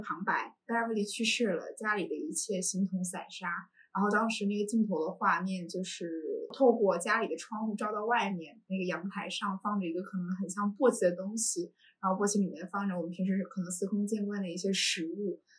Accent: Harbin, Heilongjiang, China; moved away as an adult; also born or lived in Syracuse, United States; now in Beijing, China; 我从小在东北长大， 嗯 哈尔滨这个城市，然后冬天的那种肃杀感，在我的童年印象里面非常深刻

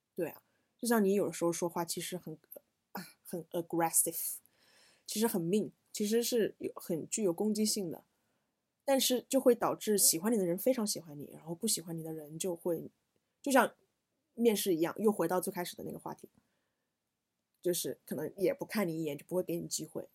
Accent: China; 我们中国人

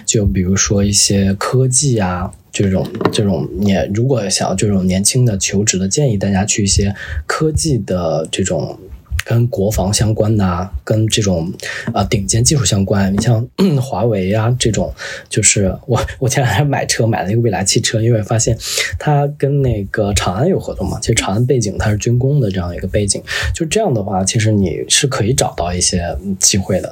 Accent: Northeast China, China; moved away; 我小时候是在东北长大嘛

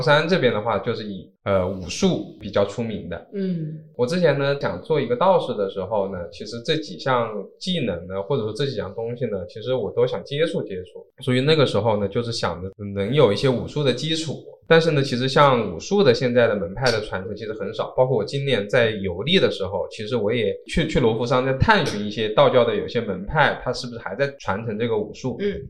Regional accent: China; 我这个在中国出生的中华民族的这个身体

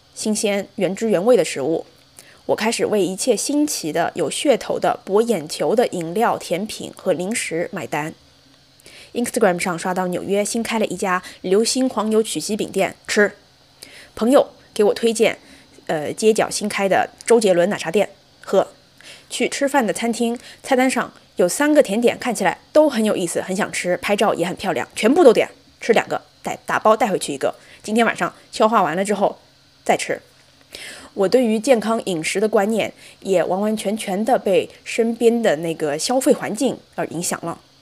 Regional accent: Zhejiang, China; moved away as an adult; now in United States; 因为我是浙江人

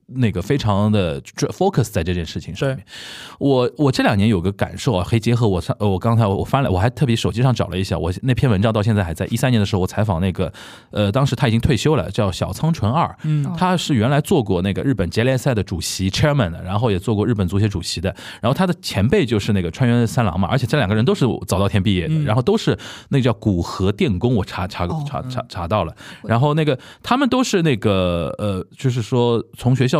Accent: Shanghai, China; 很喜欢小时候看。在上海看申花比赛

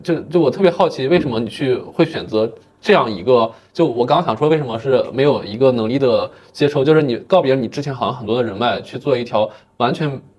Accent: China; now in Beijing, China; 就是我们俩应该都是小镇青年，就我家乡也是一个四线小县城。

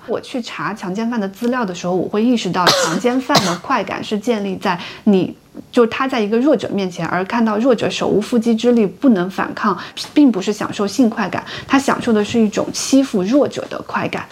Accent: China; 我们出生在中国的小城市

